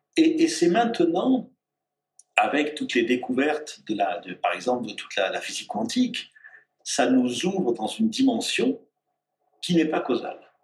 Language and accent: French; Auvergne-Rhône-Alpes, France; je suis auvergnat